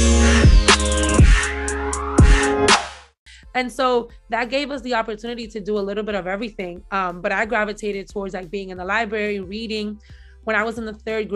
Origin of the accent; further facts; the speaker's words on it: New York City, New York, United States; I grew up in the Marcy Projects in Brooklyn